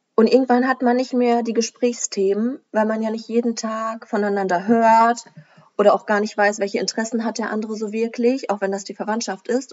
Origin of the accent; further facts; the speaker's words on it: Germany; bei uns in Deutschland